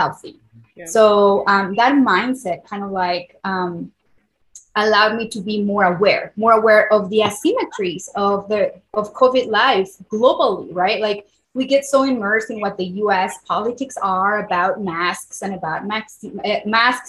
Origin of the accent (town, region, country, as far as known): Puebla, Mexico; born or raised there; first language Spanish; English is a second language; moved away as an adult; now in United States